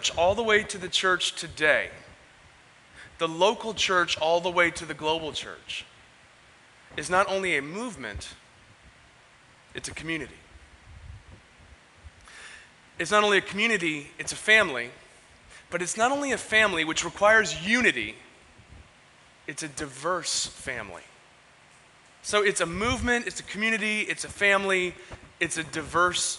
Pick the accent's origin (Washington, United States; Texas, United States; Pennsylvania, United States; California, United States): California, United States; San Diego; Growing up in Ocean Beach, I didn't grow up canoeing. I grew up surfing, boogie boarding, and body surfing